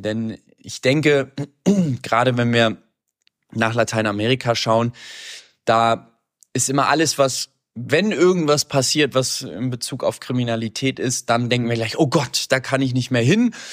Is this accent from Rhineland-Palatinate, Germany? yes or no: no; Hamburg, Germany; moved away; also born or lived in Medellín; ich komme aus Hamburg